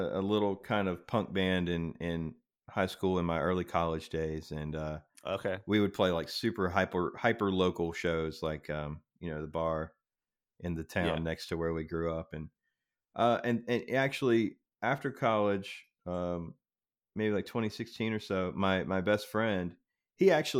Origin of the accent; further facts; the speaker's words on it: the South, United States; I grew up in the South watching country music videos every morning before we went to school.